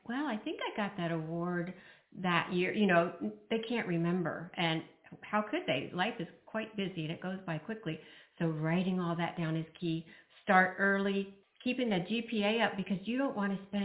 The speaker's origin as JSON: {"language": "English", "region": "Indiana", "country": "United States", "tie": "born or raised there", "also_born_or_lived": "Brazil", "moved": "as an adult", "said": "I grew up in Indiana"}